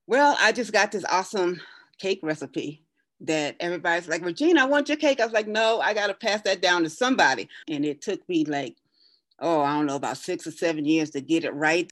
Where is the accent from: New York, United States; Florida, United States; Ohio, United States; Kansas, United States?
New York, United States; Brooklyn; moved away as an adult; now in Colorado, United States; I was born and raised in Brooklyn, New York